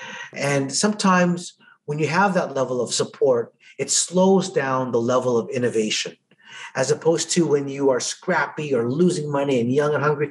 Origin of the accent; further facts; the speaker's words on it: Edmonton, Alberta, Canada; I was from Edmonton